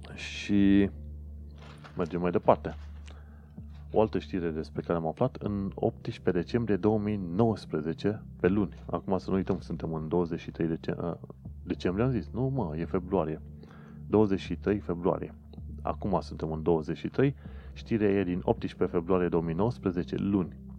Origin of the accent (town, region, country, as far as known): Romania; now in London, United Kingdom